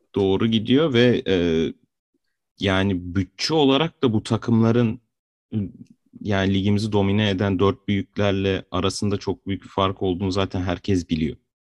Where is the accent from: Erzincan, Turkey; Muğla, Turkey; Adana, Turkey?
Adana, Turkey; born or raised there